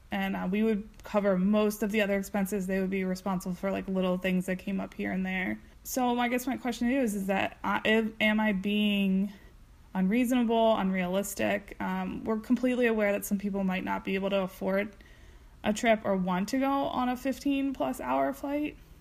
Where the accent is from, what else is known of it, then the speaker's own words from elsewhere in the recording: Delaware, United States; we're actually from Delaware